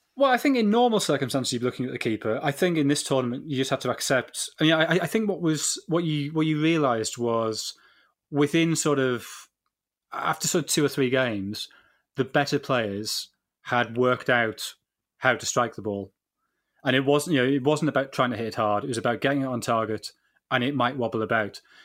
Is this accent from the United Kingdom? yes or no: yes; England, United Kingdom; we're, we're English